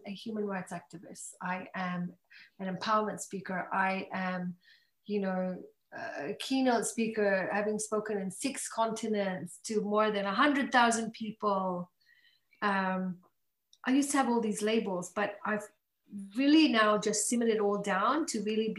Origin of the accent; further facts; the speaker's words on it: Australia; also born or lived in Malaysia; I was raised in Australia for a really long, like since I was young